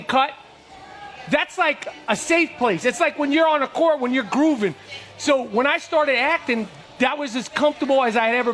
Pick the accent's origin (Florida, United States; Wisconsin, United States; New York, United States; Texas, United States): New York, United States; New York City; growing up in New York at that time, in the streets of New York, playing in the streets of New York